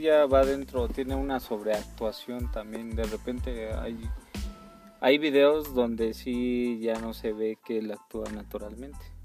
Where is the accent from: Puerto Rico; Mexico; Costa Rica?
Mexico; somos mexicanos